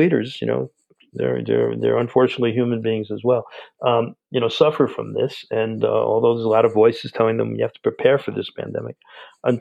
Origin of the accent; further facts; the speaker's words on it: north of New York City, United States; I grew up north of New York City a little bit